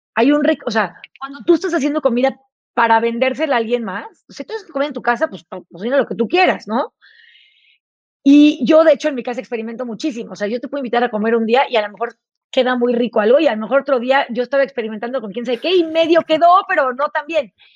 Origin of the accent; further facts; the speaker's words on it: Tepoztlán, Morelos, Mexico; also born or lived in Chihuahua; yo crecí en, Tepoztlán, en Morelos